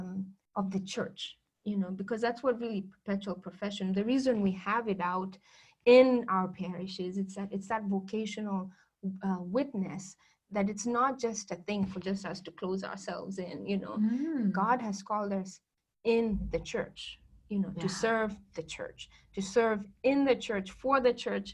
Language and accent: English; Nyeri, Central Kenya, Kenya; first language Kikuyu; English is a second language; moved away as an adult; now in United States; I come from the central part of Kenya, which is called Nyeri